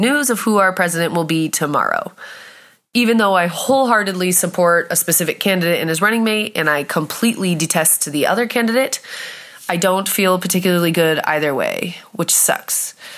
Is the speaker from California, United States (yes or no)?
yes; California, United States; now in Germany; from California